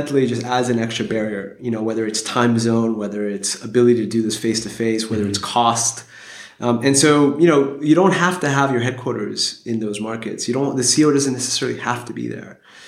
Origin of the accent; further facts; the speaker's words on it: Geneva, Switzerland; I'm originally from Geneva, and so I've kind of been surrounded by You know, Geneva is an incredibly international city with the UN there, et cetera.